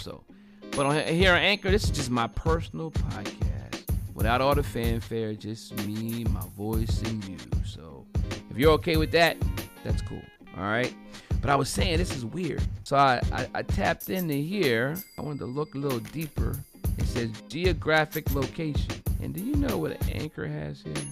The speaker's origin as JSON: {"language": "English", "region": "Delaware", "country": "United States", "said": "my home state of Delaware."}